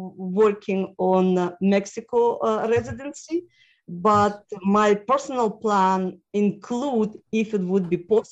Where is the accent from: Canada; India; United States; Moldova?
Moldova; born there; also born or lived in Ukraine / Russia; I was born in former Soviet Union, okay. Actually what is now Independent Republic of Moldova.